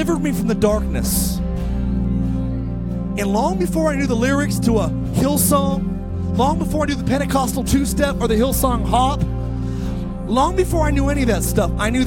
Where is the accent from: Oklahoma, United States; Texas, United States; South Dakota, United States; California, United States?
California, United States; Palmdale; also born or lived in Lancaster, California; I was raised in Palmdale and Lancaster, California